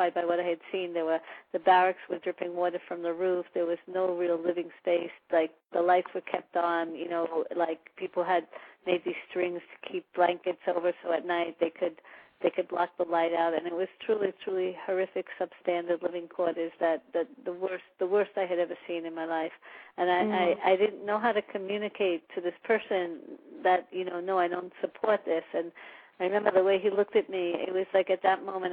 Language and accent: English; New York City, New York, United States; I hail from, actually, Jamaica, but Jamaica, Queens, not Jamaica, the Caribbean. So I'm actually from New York, and I grew up in New York